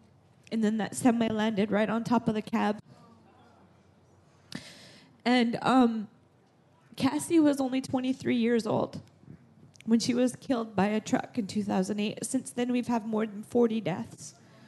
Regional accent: North Dakota, United States; I am from the United States in North Dakota.

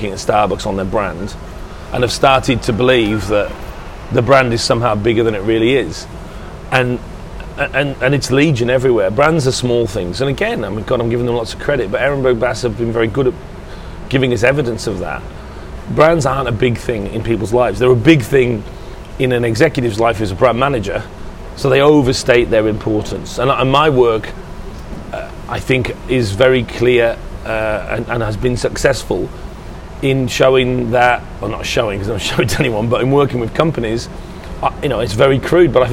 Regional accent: England, United Kingdom; I feel good about being English.

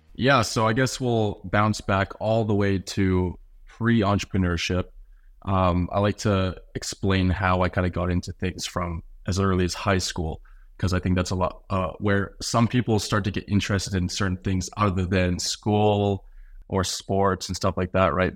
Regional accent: Canada; also born or lived in North Carolina; As a Canadian

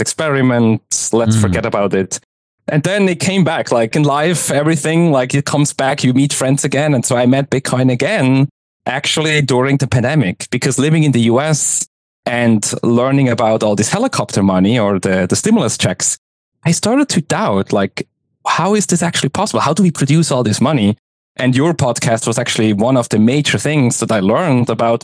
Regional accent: Switzerland; moved away as an adult; also born or lived in Zurich; now in United States; I'm originally from Switzerland. I live in the US now, so I was in the tech scene of Zurich active

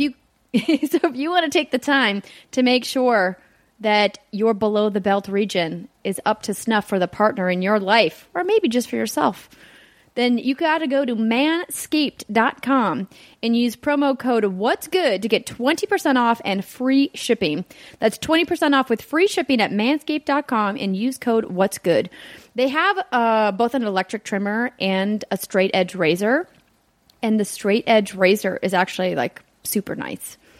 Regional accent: Fargo, North Dakota, United States; moved away; my hometown of Fargo, North Dakota

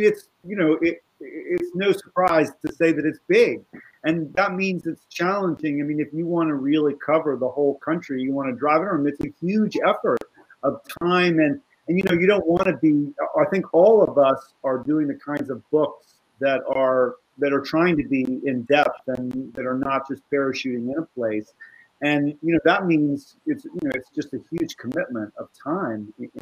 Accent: United States; as an American

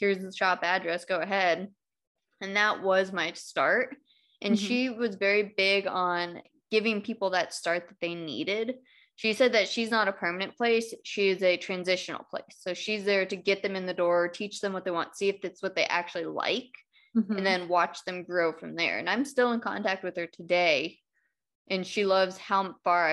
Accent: California, United States; moved away as an adult; I grew up in California

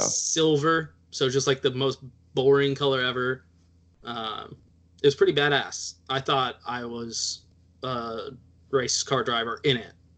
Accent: Texas, United States; I'm Texan, so I'm like halfway Mexican already

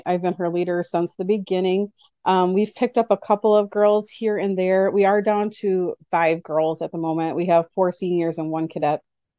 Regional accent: Oshkosh, Wisconsin, United States; I am from Oshkosh, Wisconsin, and I'm part of the GSNWGL Council, which is Girl Scouts of Northwestern Great Lakes.

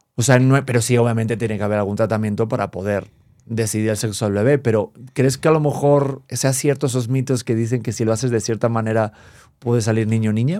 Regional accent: Spain; moved away; mi infancia en España

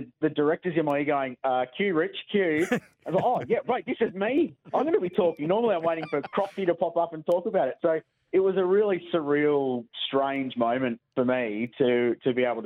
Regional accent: Adelaide, South Australia, Australia; I grew up in Adelaide in the 85 to 95 era.

